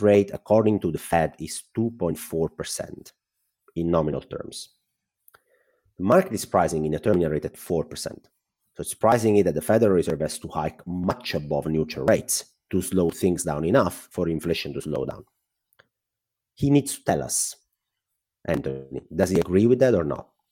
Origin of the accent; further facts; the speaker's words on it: Italy; accent: Italian; English is a second language; I'm Italian, well, my accent probably gave that up already.